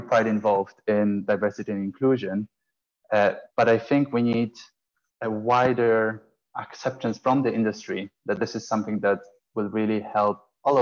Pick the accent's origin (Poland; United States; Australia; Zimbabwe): Poland; moved away as an adult; also born or lived in Italy; now in London, United Kingdom; I'm originally from Poland, studied in Italy, and then moved to London in 2009.